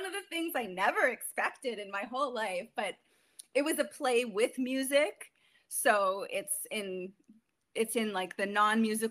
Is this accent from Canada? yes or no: yes; Maple, Ontario, Canada; moved away as an adult; also born or lived in New York City / Los Angeles; I'm originally from Maple. I grew up in this small town that's been growing rapidly